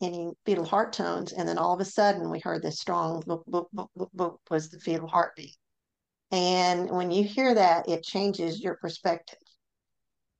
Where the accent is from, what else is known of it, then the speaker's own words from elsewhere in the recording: Memphis, Tennessee, United States; moved away as an adult; now in North Mississippi, United States; I grew up in Memphis, Tennessee.